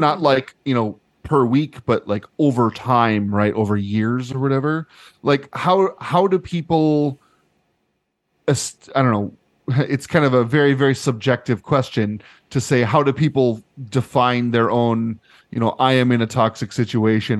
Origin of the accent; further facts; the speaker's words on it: United States; growing up in American institutions